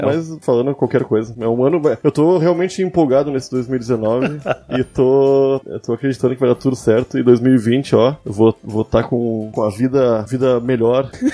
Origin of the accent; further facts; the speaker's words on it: Rio Grande do Sul, Brazil; eu sou gaúcho